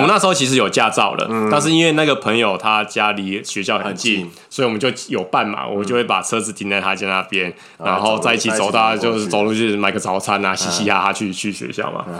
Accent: Taiwan; 我们台湾人

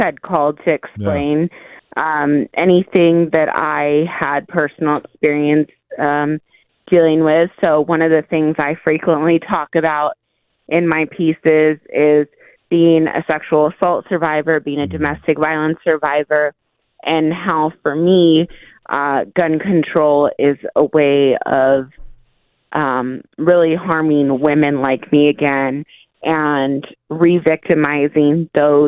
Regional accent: Perris, California, United States; So I grew up there, worked in Riverside

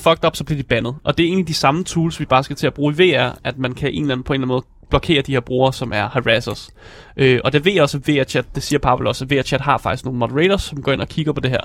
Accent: Denmark; vi som danskere

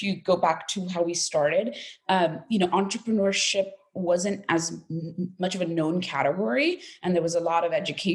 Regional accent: United States; moved away as an adult; also born or lived in India / France / Germany; now in United Kingdom; originally I was born in India and we immigrated into America when I was 10

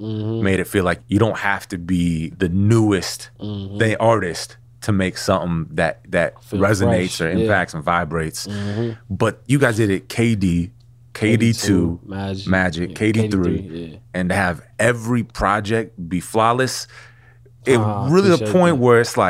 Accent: West Coast, United States; Like, growing up on the West Coast, yeah. I grew up on the West Coast.

